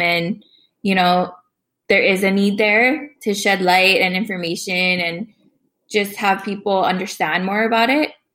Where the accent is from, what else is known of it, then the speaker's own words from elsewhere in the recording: Oahu, Hawaii, United States; now in Texas, United States; I come from Papua, Oahu, in the Hawaiian Kingdom. Um, I'm currently living in Texas